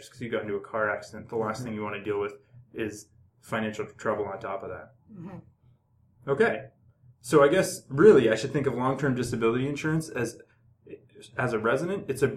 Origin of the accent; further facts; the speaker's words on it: Ontario, Canada; moved away as an adult; also born or lived in Hamilton / Toronto; now in British Columbia, Canada; I'm from Ontario.